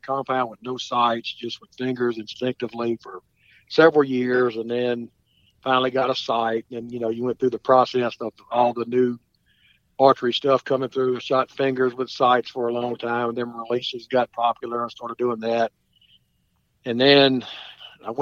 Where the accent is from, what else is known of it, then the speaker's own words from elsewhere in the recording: St. Francisville, Louisiana, United States; also born or lived in Clinton, Louisiana; I grew up hunting on Cat Island in West Louisiana, St. Francisville area